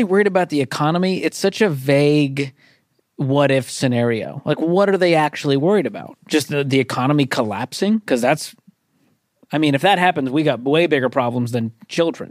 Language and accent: English; Boston, Massachusetts, United States; I'm from Boston.